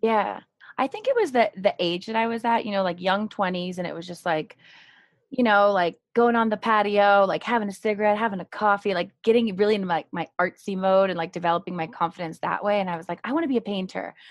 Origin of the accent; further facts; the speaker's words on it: Marin County, California, United States; I'm originally from Marin County, California, and I went uh, all all through school there. So, elementary, middle, and even college